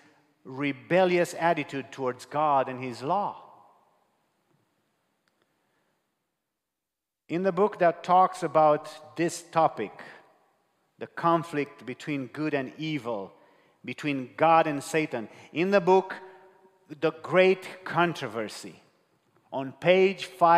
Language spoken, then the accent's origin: English; Romania; English is a second language; I'm from Romania. I speak to you in English here